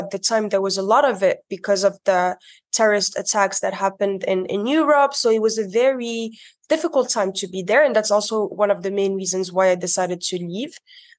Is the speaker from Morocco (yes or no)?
yes; Morocco; moved away as an adult; also born or lived in Dubai, United Arab Emirates / Paris, France / Spain / United States; now in San Juan, Puerto Rico; I was born and raised in Morocco, but I also grew up in Dubai.